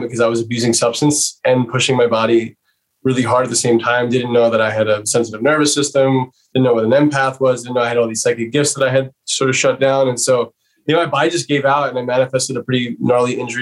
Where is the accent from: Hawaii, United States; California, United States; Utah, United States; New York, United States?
New York, United States; New York City; I grew up in New York City